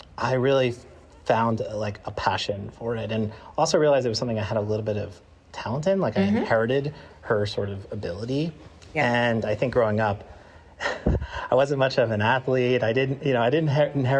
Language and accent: English; Long Island, New York, United States; I grew up on Long Island in the 90s